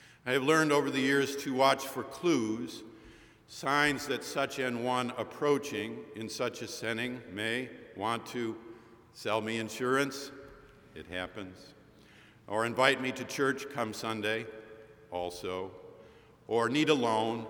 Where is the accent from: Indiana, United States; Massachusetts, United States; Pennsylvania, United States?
Massachusetts, United States; Boston